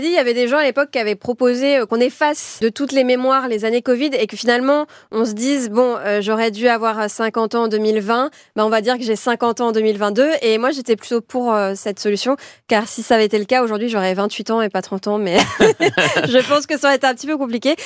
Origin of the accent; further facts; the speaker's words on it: Calvados, Normandy, France; moved away; dans le Calvados, euh, ma région d'origine